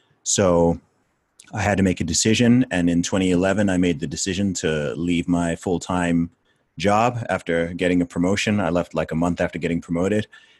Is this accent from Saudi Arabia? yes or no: yes; Saudi Arabia; accent: American; No, it's because it's from growing up in Saudi.